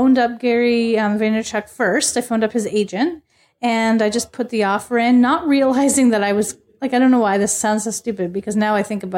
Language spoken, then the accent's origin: English; Niagara region, Ontario, Canada; that's where I'm from